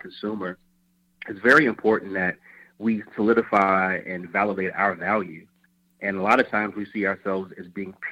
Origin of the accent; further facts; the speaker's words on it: Chicago, Illinois, United States; moved away; also born or lived in Atlanta; Originally from Chicago.